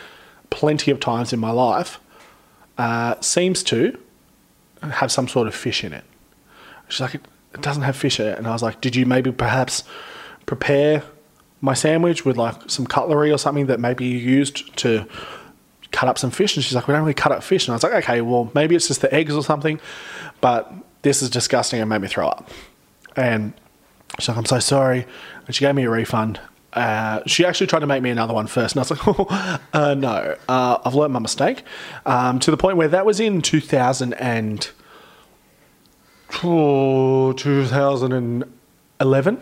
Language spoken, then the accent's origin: English; Central Coast, New South Wales, Australia; also born or lived in Hornsby; I grew up on the Central Coast